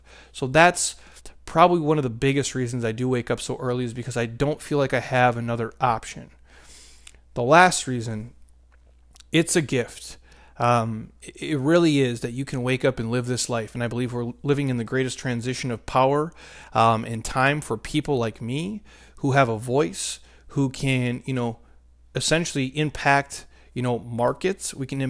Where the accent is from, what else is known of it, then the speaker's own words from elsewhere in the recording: Minnesota, United States; now in Arizona, United States; I grew up in Minnesota where it's negative, you know, 20 degrees.